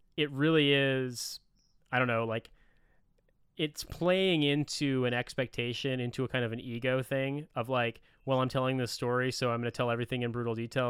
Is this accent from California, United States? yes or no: no; Indiana, United States; I'm from the Midwest. I'm from Indiana.